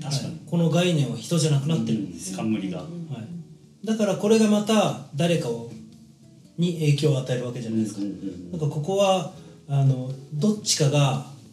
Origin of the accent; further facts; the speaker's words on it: Kagawa, Japan; moved away as an adult; also born or lived in Osaka; 18歳で僕地元は香川なんですけどその香川から出てくる